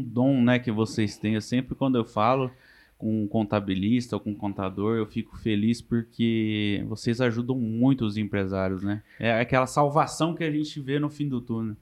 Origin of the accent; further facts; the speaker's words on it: Mato Grosso, Brazil; now in Marília, Brazil; eu sou mato-grossense, como todo mundo já sabe, nascido no Mato Grosso